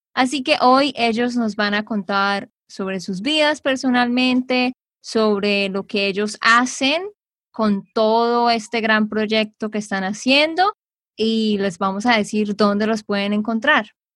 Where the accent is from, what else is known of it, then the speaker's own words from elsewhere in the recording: Santander, Colombia; de Santander, Colombia